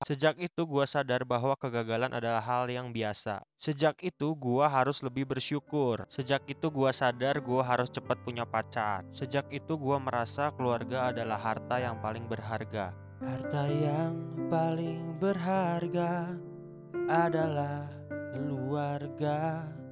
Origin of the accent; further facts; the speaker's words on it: Bandung, West Java, Indonesia; Gue lahir di Bandung, tinggal di Bandung, dan bekerja di Bandung